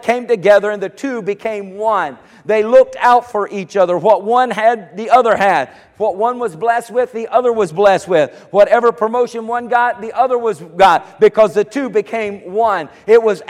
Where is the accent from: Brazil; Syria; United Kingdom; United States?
United States; I was born here in America.